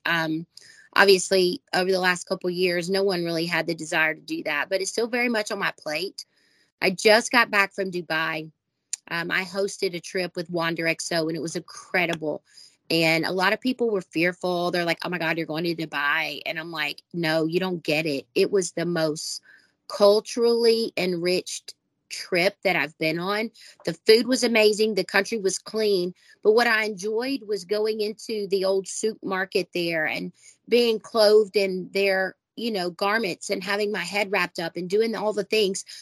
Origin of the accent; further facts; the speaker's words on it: the South, United States; I was born and raised in the South in the first row of the First Baptist Church